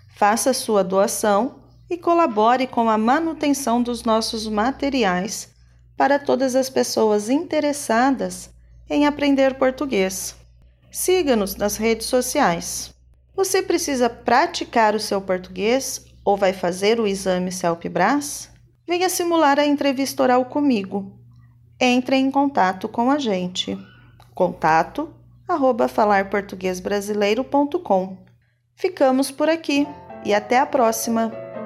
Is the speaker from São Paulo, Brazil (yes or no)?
yes; interior of São Paulo, Brazil; Eu sou do interior de São Paulo e vivo na fazenda. Logo, sou caipira